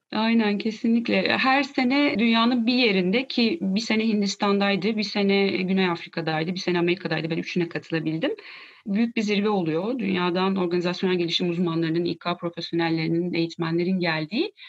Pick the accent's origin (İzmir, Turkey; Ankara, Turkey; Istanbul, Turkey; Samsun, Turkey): Ankara, Turkey; 82 Ankara doğumluyum